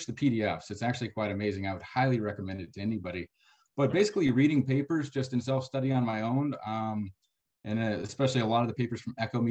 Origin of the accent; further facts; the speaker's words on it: San Antonio, Texas, United States; moved away as an adult; now in West Texas, United States; I'm from San Antonio, but came out here